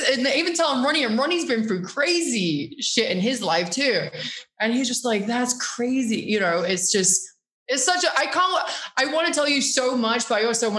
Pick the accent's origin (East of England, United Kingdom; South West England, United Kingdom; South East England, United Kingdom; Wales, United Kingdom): East of England, United Kingdom; Norwich; Norwich is beautiful. First of all, Norwich is a city, but also it's a university town too.